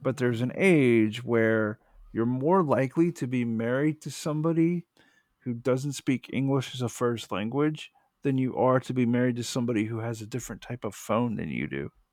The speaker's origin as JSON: {"language": "English", "country": "United States", "said": "as an American"}